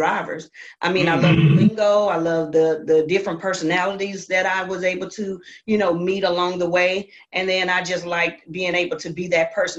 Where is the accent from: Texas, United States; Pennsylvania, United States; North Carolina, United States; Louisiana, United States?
Texas, United States; Houston; I'm from Houston, Texas